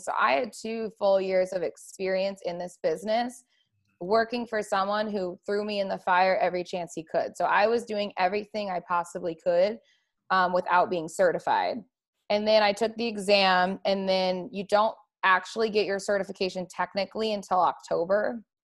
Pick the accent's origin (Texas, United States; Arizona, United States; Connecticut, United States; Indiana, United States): Arizona, United States; moved away as an adult; also born or lived in California; now in Las Vegas, United States; I grew up in Arizona, um, spent my whole life out there